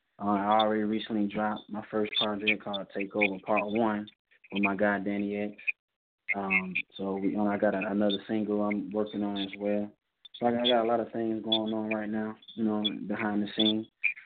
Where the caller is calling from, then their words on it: Kansas City, Missouri, United States; Yo, what's good? I'm calling from Kansas City.